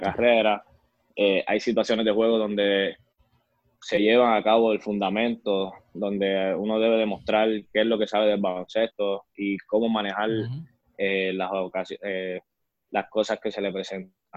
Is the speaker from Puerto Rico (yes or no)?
yes; Arecibo, Puerto Rico; also born or lived in San Francisco de Macorís, Dominican Republic; Arecibo, ya que pues fue una el pueblo que me vio crecer